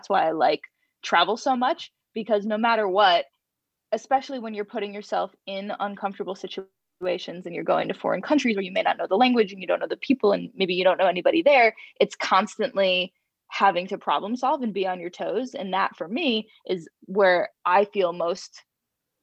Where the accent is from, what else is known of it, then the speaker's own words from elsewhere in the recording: Rhode Island, United States; my parents are both born and raised in Rhode Island